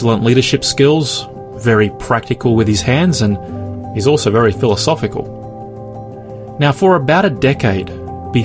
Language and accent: English; Australia; by the time I was 10, our home was like any other secular home in Australia